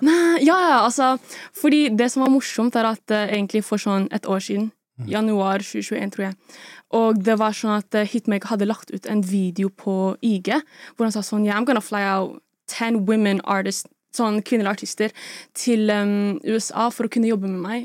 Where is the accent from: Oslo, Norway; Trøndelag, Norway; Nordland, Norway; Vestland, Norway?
Oslo, Norway; Jeg er fra Oslo, Sagene